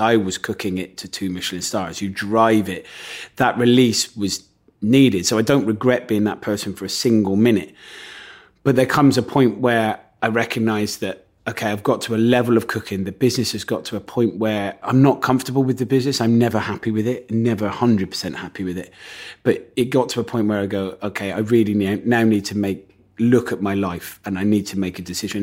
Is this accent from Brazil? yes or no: no; Gloucester, South West England, United Kingdom; I come from Gloucester, so everyone in Gloucester is, like, really good at rugby